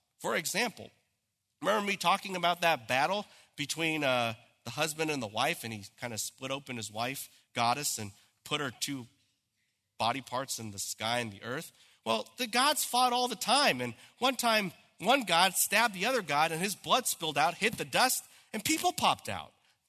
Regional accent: Santa Clarita, California, United States; I said, I'm from California. They said, where in California? I said, in Los Angeles? He goes, where in Los Angeles? I said, you've never heard of this place. It's Santa Clarita.

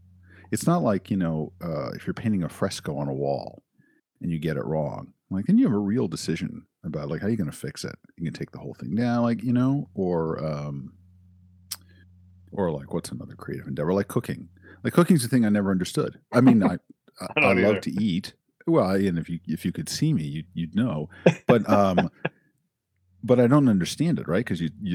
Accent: Silver Spring, Maryland, United States; Silver Spring, Maryland.

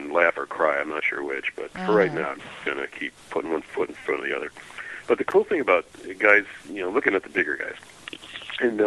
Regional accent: Wisconsin, United States; now in Georgia, United States; We're from Wisconsin

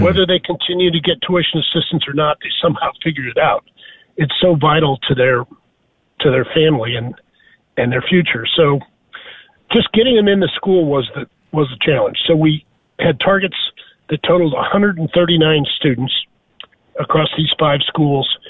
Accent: St. Louis, Missouri, United States; moved away; also born or lived in Dallas; I grew up in St. Louis, Missouri

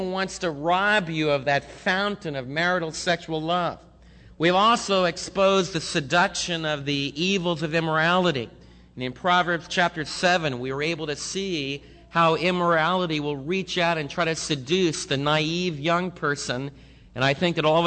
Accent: United States; we as American believers

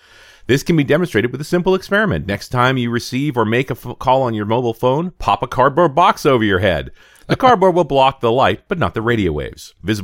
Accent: Scotland, United Kingdom; and I grew up in Scotland.

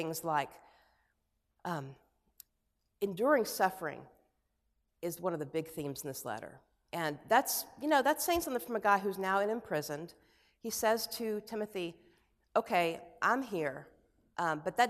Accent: United States; as an American

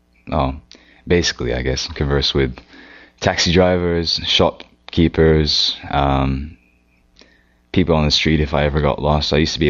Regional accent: Victoria, British Columbia, Canada; accent: Canadian; also born or lived in Hong Kong; I was actually originally born in Hong Kong, and I lived in Hong Kong for around 6 years. And then I moved to Canada, which is where I'm from now.

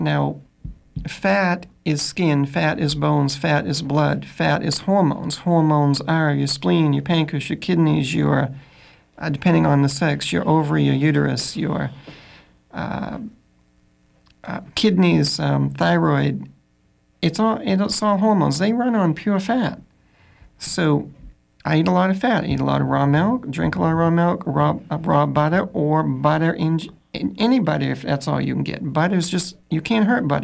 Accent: Augusta, Maine, United States; I'm from Augusta

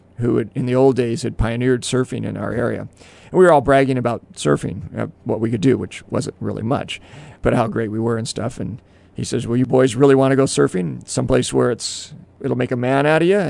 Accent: Southern California, United States; I was raised in Southern California in a beach community

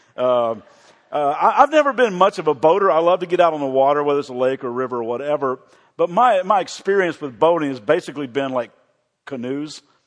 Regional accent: Kentucky, United States; also born or lived in Chicago; I am from Kentucky

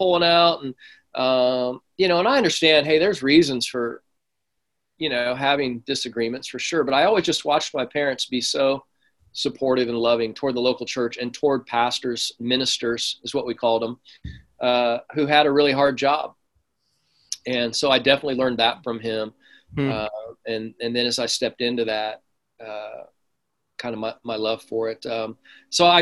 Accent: Kansas, United States; accent: Midwest; moved away as an adult; now in California, United States; I grew up in Kansas till 18

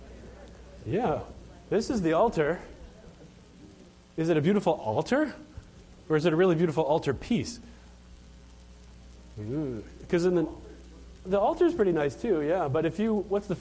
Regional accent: Chicago, Illinois, United States; I'm from Chicago

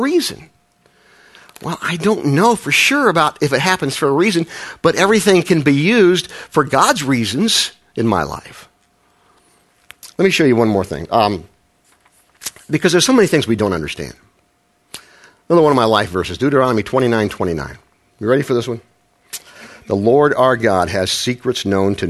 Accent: Midwest, United States; I say Frankl because I'm from the Midwest

